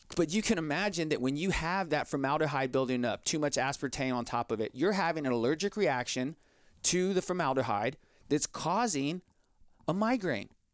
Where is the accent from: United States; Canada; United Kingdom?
United States; Texas; 'cause I'm from Texas. Everyone drinks Big Red down here